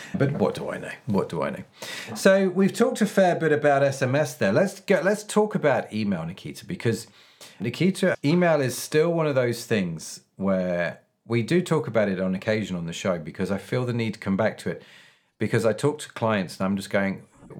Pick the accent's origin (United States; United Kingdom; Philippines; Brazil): United Kingdom; England; We're English